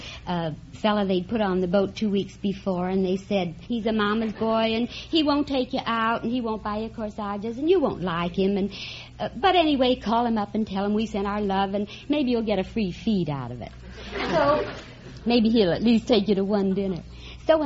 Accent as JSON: {"language": "English", "town": "Denver", "region": "Colorado", "country": "United States"}